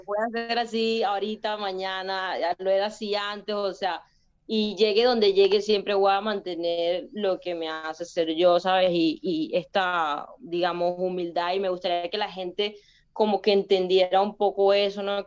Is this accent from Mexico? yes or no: no; Venezuela; moved away; also born or lived in Spain; otro venezolano